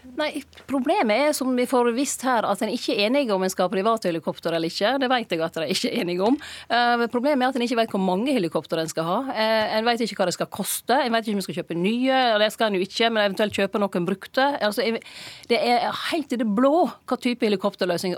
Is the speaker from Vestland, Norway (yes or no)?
yes; Lærdal, Vestland, Norway; der jeg var hjemme i Lærdal